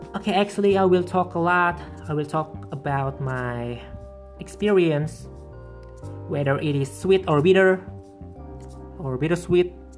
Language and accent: English; Purbalingga, Central Java, Indonesia; English is a second language; moved away as an adult; also born or lived in Purwokerto; now in Pemalang, Indonesia; just came here two years ago from Purbalingga because I was raised and born there